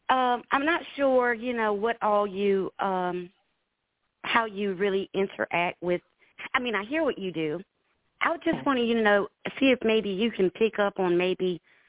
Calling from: South Carolina, United States; South Carolina.

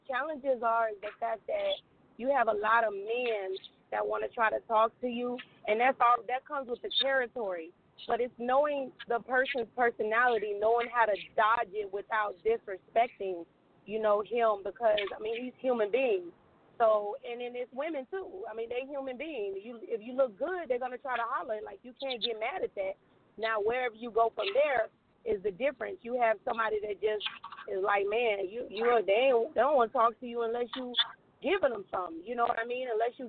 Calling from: Houston, Texas, United States; I'm calling from Houston, Texas.

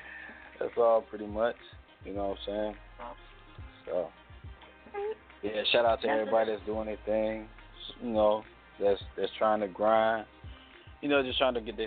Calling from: Detroit, Michigan, United States; Calling from Detroit, Michigan.

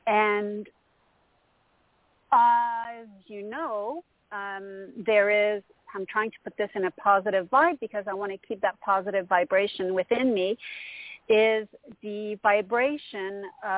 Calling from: Montreal, Quebec, Canada; Hello, Toni. This is … from Montreal, Canada.

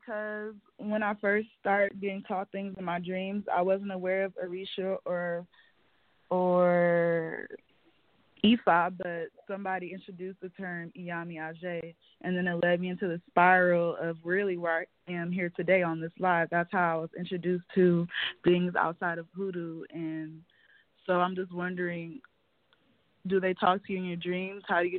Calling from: California, United States; from California.

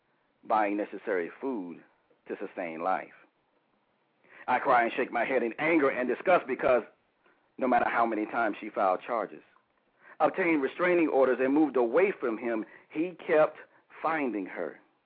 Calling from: Huntersville, North Carolina, United States; Calling from Huntersville, North Carolina.

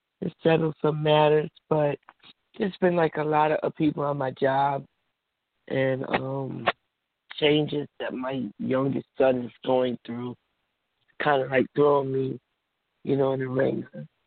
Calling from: New Jersey, United States; New Jersey.

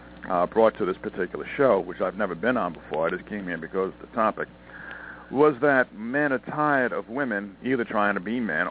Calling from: Montana, United States; I'm calling from Montana

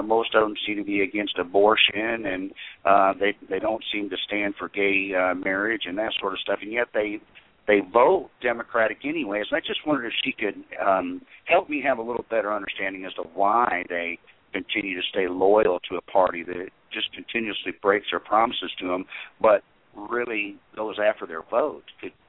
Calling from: Tennessee, United States; also born or lived in South Carolina; I'm calling from Tennessee.

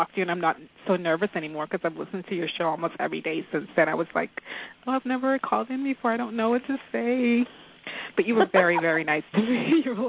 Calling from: California, United States; I'm California.

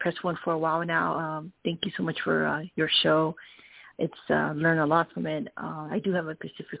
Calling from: Arizona, United States; from Arizona.

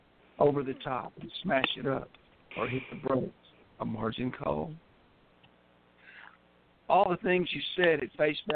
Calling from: West Tennessee, United States; I'm calling in from West Tennessee.

